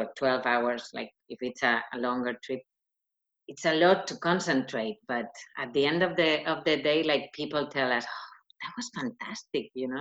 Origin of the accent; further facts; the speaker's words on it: Madrid, Community of Madrid, Spain; English is a second language; now in Ireland; I come from Madrid, so it's not a small city